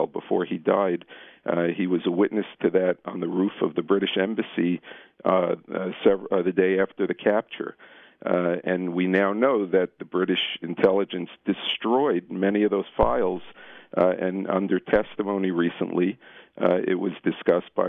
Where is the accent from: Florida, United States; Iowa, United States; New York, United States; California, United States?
New York, United States; New York City; I'm a pediatrician from Brooklyn.